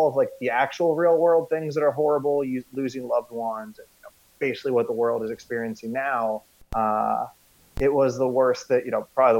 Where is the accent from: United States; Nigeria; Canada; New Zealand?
United States; also born or lived in Scandinavia; I grew up in the United States, of course.